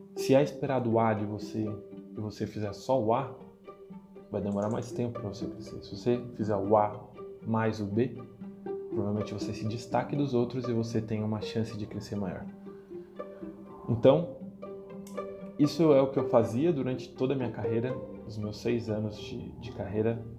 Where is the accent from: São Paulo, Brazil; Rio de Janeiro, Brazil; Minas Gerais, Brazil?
São Paulo, Brazil; Guarulhos; Eu sou natural de Guarulhos, nasci do e criado em Guarulhos